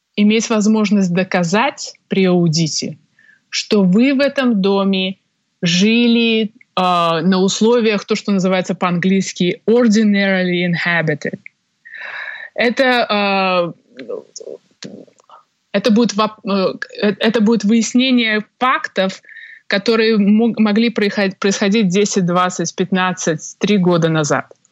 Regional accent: Minsk, Belarus; moved away as an adult; now in Toronto, Canada; Сама родом я из Беларуси, из Минска, где я закончила юридический факультет Белорусского государственного университета

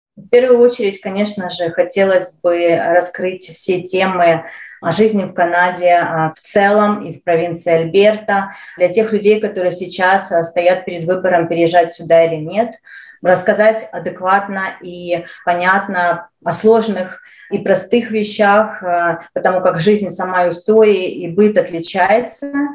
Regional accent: Ukraine; moved away as an adult; now in Calgary, Canada; Я украинка, я родилась э, и прожила большую часть э, своей жизни в Украине

